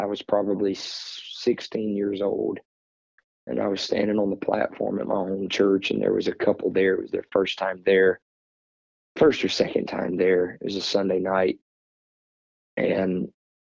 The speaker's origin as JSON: {"language": "English", "region": "South Louisiana", "country": "United States", "said": "We're from South Louisiana"}